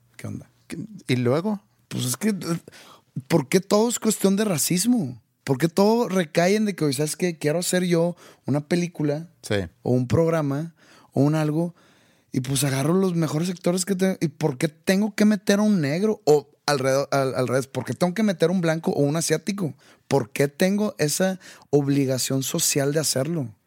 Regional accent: Mexico; Estando en México, estamos muy pegados a Estados Unidos.

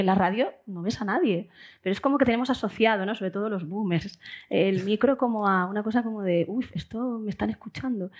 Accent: Seville, Andalusia, Spain; moved away; que se note que soy sevillana en algo

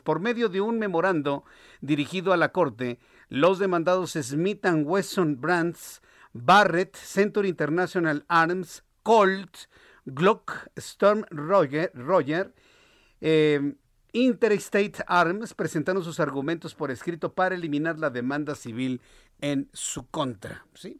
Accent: Mexico; Como mexicanos

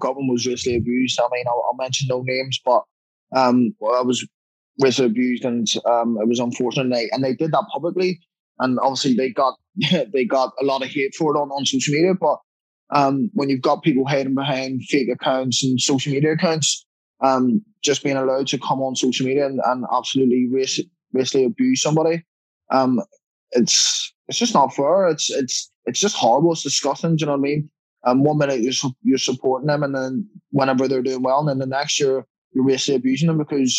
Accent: Ireland; also born or lived in London, United Kingdom; I'm Irish through and through

